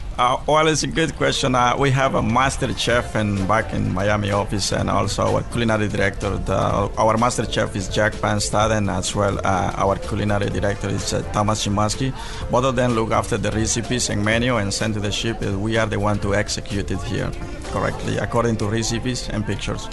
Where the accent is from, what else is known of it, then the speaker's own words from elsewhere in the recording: Guatemala; I born in Guatemala. My family is from Chile, so I'm a kind of half and a half.